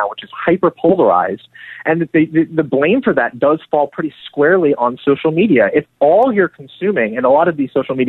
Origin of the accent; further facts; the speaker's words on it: Portland, Oregon, United States; I'm from Portland, Oregon